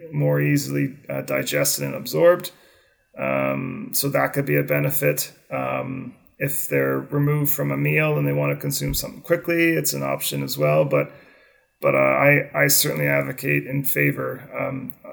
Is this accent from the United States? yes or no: no; Canada; growing up in Canada, hockey was my sport, ice hockey